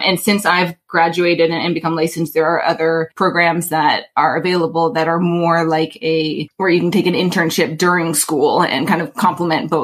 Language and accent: English; Alaska, United States; moved away as an adult; now in New York City, United States; born and raised in Alaska, I came to the East Coast for school